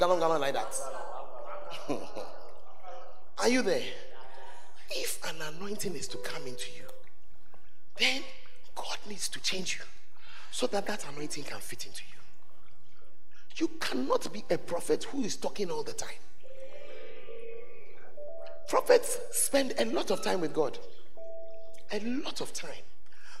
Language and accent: English; Ghana; I'm a Ghanaian. I'm going to go back to Ghana